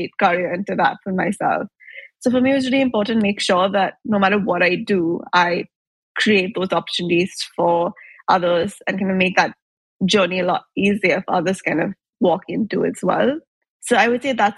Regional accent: Mumbai, Maharashtra, India; moved away as an adult; also born or lived in Chicago, United States / Italy; I grew up in Mumbai

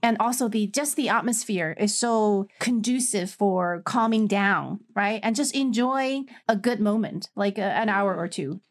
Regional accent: China

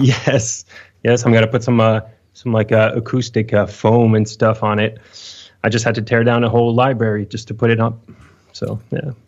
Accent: Lyon, Auvergne-Rhône-Alpes, France; I'm from Lyon, France

